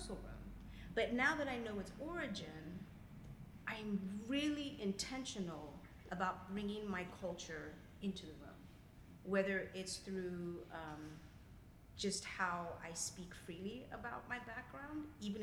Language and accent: English; Zimbabwe; moved away; I'm originally from Zimbabwe.